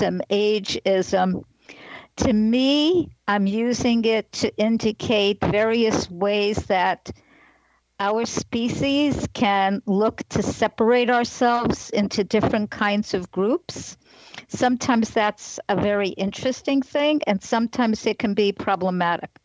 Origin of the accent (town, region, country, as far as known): Long Island, New York, United States; born or raised there; also born or lived in Brooklyn, New York